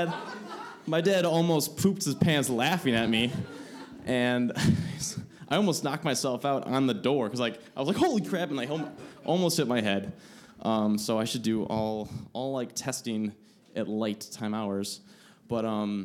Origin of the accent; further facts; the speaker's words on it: Milwaukee, Wisconsin, United States; I grew up in Milwaukee